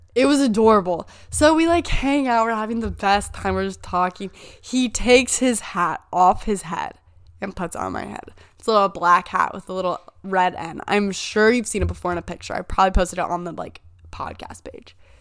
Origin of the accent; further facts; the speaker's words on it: Indiana, United States; I'm from Indiana